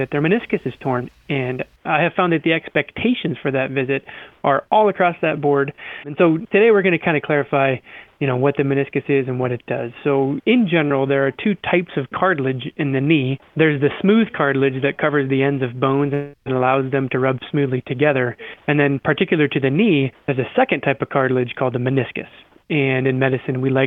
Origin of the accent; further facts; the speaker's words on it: Iowa, United States; I'm from Iowa and grew up mowing yards